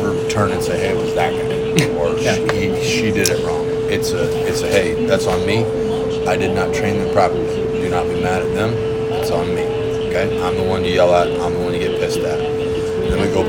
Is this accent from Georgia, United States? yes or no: no; Grand Island, Nebraska, United States; I grew up in Grand Island. Just a smaller community